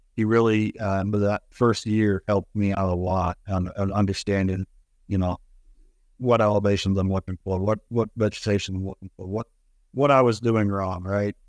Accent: Lewiston, Idaho, United States; now in North Idaho, United States; I grew up down in Lewiston, uh, Lewiston, Idaho, and the country down there is different than the country up here

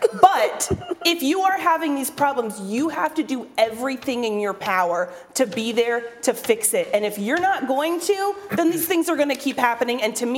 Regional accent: North Carolina, United States; I'm from North Carolina

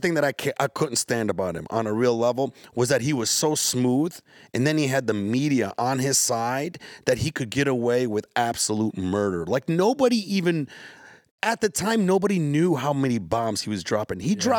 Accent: Yemen; You know, like, I'm from Yemen. My family's from Yemen. And Obama dropped so many bombs on Yemen.

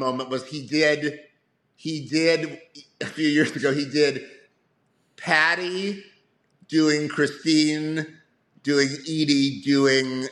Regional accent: Cleveland, Ohio, United States; I grew up in Cleveland, Ohio

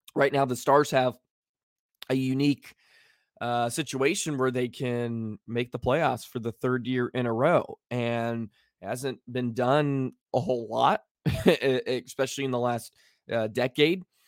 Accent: Dallas, Texas, United States; I grew up with hockey in Dallas

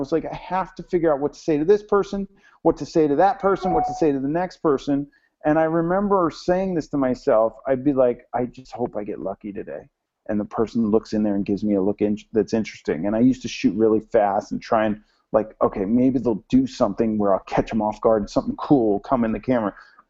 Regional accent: New Jersey, United States; now in Los Angeles, United States; I am from Jersey. And I was like, I want to go sail with the best guy. I'm going to go to Long Beach. And I moved to L.A. and I sailed in Long Beach

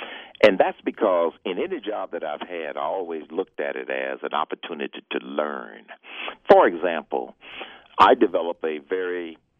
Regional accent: Atlanta, Georgia, United States; Growing up in the South in the 50s and the 60s, it was challenging because of the social conditions of the time.

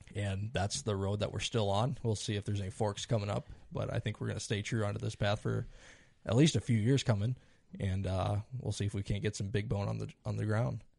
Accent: Iowa, United States; I am from Iowa, so I have a little bit different perspective on Iowa.

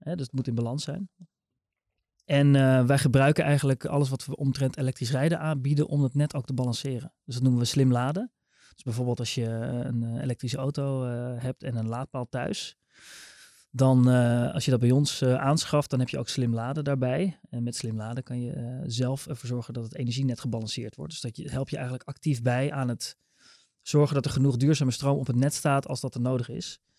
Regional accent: near Rotterdam, South Holland, Netherlands; Ik kom uit de buurt van Rotterdam.

